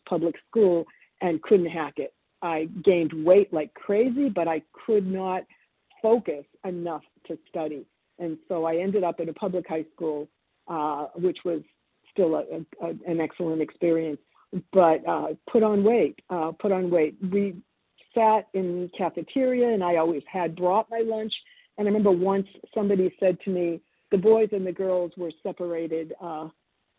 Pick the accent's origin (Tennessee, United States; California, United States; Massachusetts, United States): Massachusetts, United States; Boston; born or raised there; English is a second language; also born or lived in Argentina / New Jersey